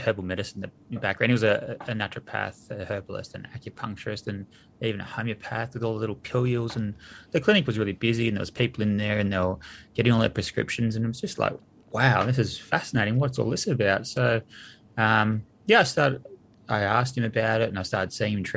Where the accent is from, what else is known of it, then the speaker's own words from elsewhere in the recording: near Geelong, Victoria, Australia; I grew up out near Geelong in the country, so real sort of working class family